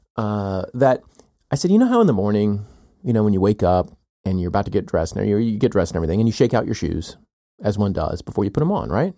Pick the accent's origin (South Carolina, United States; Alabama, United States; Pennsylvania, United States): South Carolina, United States; moved away as an adult; also born or lived in Chicago / Texas / California / Northeast US; now in Athens, Georgia, United States; I grew up in South Carolina. I'm here now